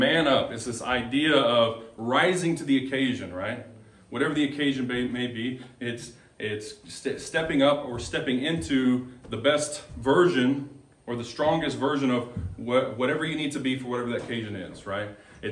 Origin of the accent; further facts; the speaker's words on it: Texas, United States; moved away as an adult; now in Molalla, United States; we are from Texas, been in Molalla about a year and a half